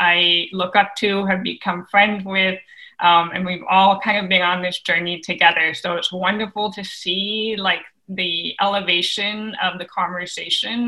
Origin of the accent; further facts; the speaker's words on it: Bay Area, California, United States; born and raised in the Bay Area